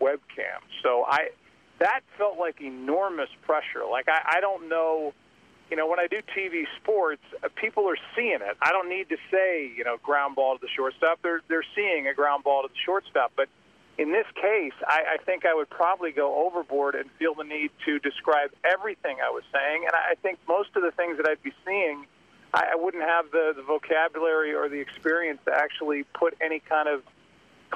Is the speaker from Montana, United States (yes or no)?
no; St. Louis, Missouri, United States; my hometown of St. Louis